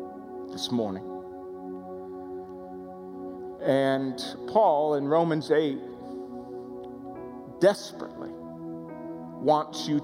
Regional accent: Florida, United States; I grew up in Florida

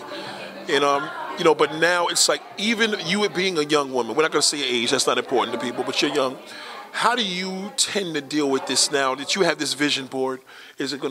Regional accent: New York City, New York, United States; I do love my borough. I have a special love for Staten Island because we like the fact that it's kind of off the map

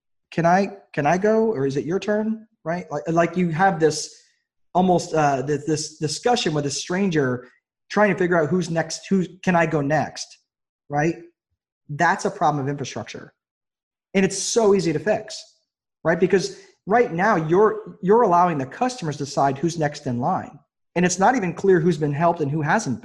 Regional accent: New York, United States; now in Indiana, United States; I grew up in New York, in New York State

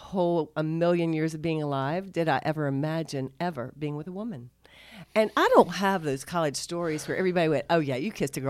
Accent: Concord, North Carolina, United States; I'm from Concord.

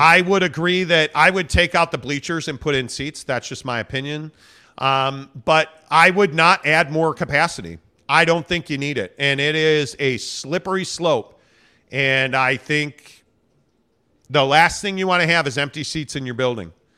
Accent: Northbrook, Illinois, United States; now in Utah, United States; I'm a Northbrook guy

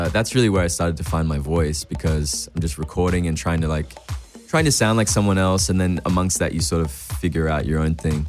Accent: Australia; now in Los Angeles, United States; I'm this Aussie kid

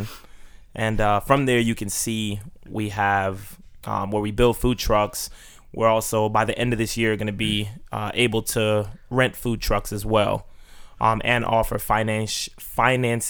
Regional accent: Maryland, United States; moved away; I grew up in Maryland

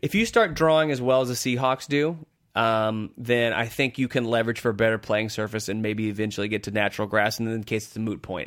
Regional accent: United States; as an American

